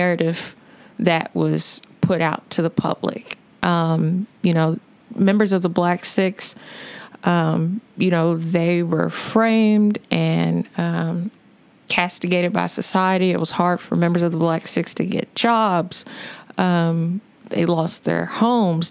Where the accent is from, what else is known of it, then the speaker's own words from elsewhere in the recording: Louisville, Kentucky, United States; I'm born and raised in Louisville, went to the historic Central High School